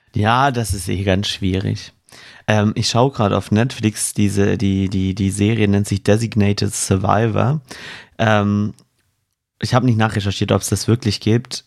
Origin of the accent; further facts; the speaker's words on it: Swabia, Germany; accent: Swabian; Ich bin Schwabe, ja. da kommt ein bisschen grammatisches Dialekt mit durch